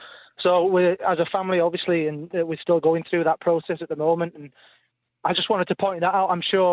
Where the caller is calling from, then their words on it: Wakefield, Yorkshire and the Humber, United Kingdom; I'm calling from West Yorkshire, Wakefield.